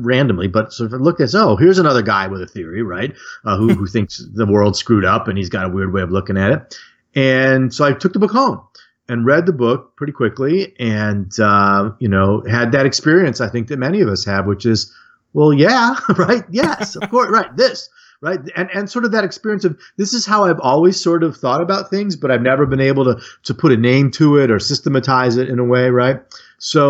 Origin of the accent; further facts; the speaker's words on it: Detroit, Michigan, United States; I grew up outside Detroit in the Detroit suburbs